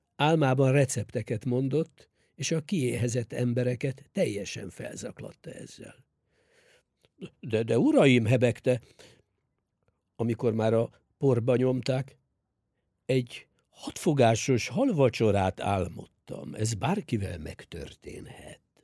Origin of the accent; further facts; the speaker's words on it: Hungary; Számunkra, magyarok számára